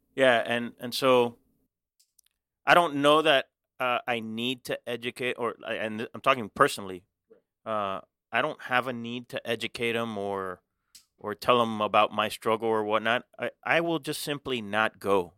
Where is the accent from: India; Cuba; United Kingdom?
Cuba; now in Miami, United States; I was born in Cuba. but I've never been back